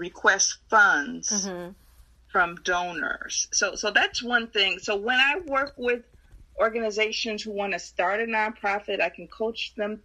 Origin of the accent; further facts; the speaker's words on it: Chicago, Illinois, United States; I grew up in North Lawndale in Chicago, on Chicago's west side.